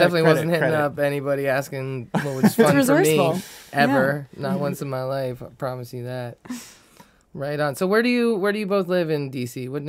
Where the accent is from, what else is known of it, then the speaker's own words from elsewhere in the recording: Falls Church, Virginia, United States; moved away as an adult; also born or lived in Bethesda, Maryland; now in Washington, D.C., United States; I'm from around here myself. I grew up in Falls Church and was born in Bethesda. And I've been in D.C. proper about 17 years, 16 years, something like that.